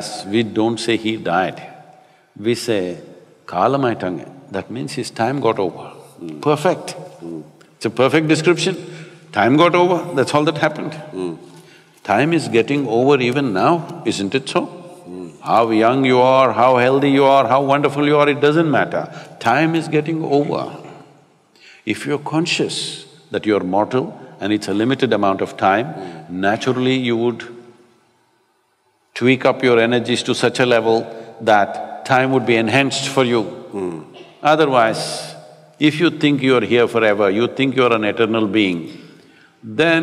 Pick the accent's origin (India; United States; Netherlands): India; Karnataka; I grew up in Karnataka around Kaveri River